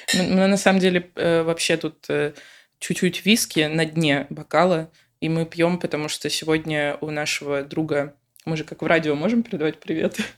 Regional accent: Moscow, Russia; moved away as an adult; now in Lisbon, Portugal; я родом из Москвы

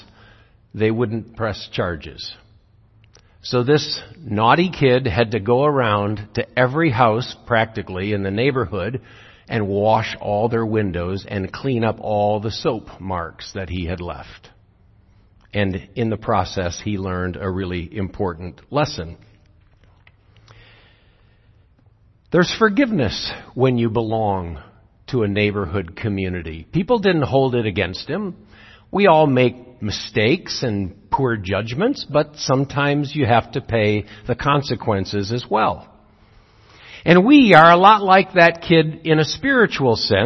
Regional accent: Zeeland, Michigan, United States; When I grew up in Zeeland, everyone went to church every Sunday

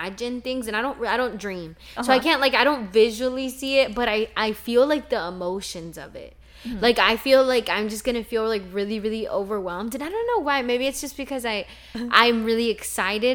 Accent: Texas, United States; also born or lived in Mexico; my brother was born in a hospital in the hometown that I grew up in Texas

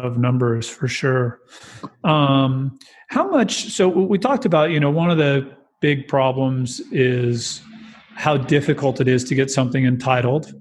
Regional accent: California, United States; I was born and raised in California

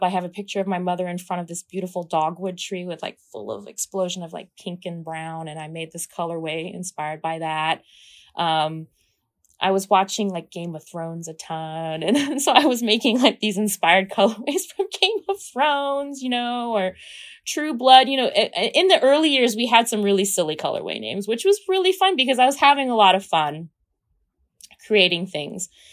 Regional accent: Kansas, United States; I'm from Kansas, I grew up watching The Wizard of Oz

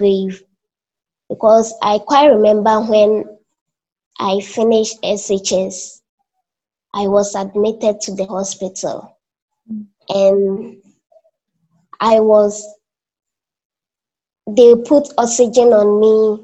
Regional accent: Akokwaso, Eastern Region, Ghana; now in Kumasi, Ghana; I was born in Eastern Region, a small town called Akokwaso

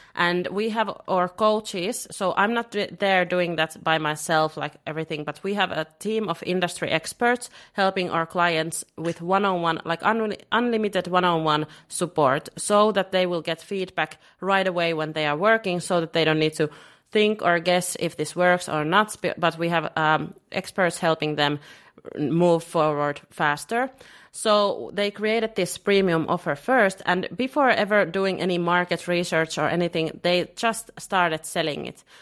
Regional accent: Finland; now in Lisbon, Portugal; I'm originally from Finland, and living in Lisbon.

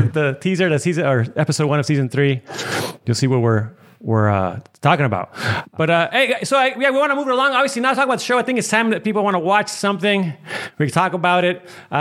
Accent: Tijuana, Baja California, Mexico; Obviously, I grew up in Tijuana

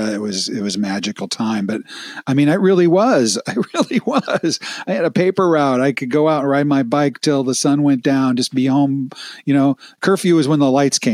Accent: Midwest, United States; moved away as an adult; I grew up in the Midwest and I cherished my childhood in the Midwest

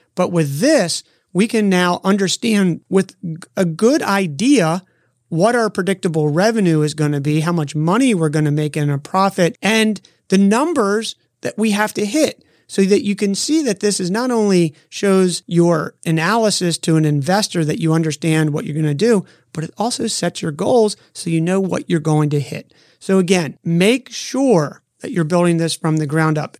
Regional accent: Half Moon Bay, California, United States; my hometown of Half Moon Bay, California

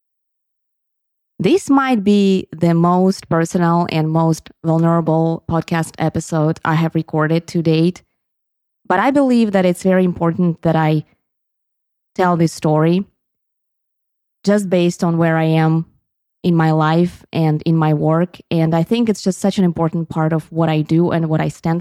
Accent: Sevastopol, Crimea, Ukraine; first language Russian; English is a second language; moved away as an adult; also born or lived in Kyiv, Ukraine; when I grew up in Sevastopol and my mother tongue is Russian

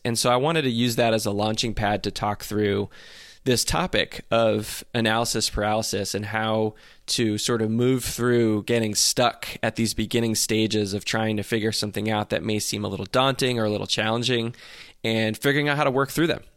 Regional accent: New Jersey, United States; from where I grew up in Jersey

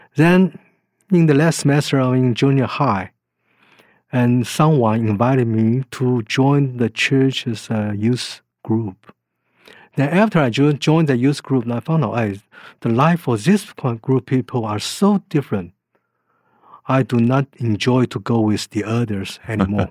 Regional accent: Taiwan; moved away; I was born in Taiwan.

